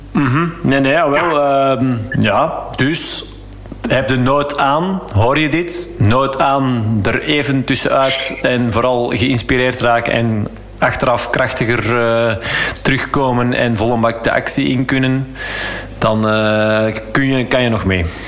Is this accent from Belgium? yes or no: yes; Flanders, Belgium; als Vlaming